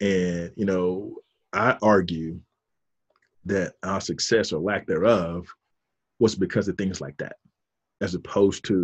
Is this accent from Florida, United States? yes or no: yes; Fort Pierce, Florida, United States; moved away as an adult; also born or lived in Miami, Florida; now in Atlanta, United States; growing up in Fort Pierce, Florida, where I'm from, is still considered South Florida